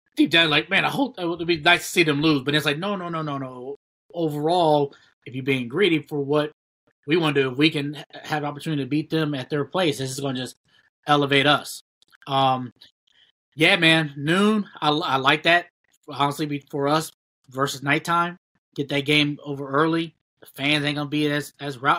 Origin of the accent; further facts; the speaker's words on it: Ohio, United States; we both from we're all from Ohio